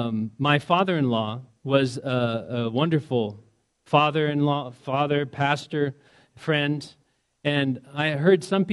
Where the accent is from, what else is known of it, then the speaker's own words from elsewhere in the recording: Indiana, United States; moved away; I'm from Indiana originally